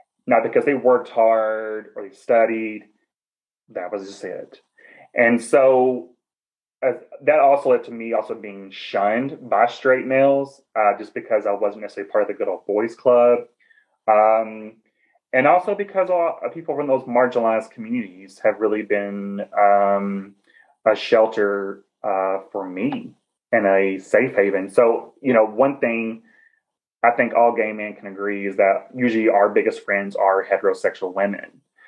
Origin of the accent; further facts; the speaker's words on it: Southern United States, United States; accent: Southern; I'm Southern. I love myself. I loving my accent.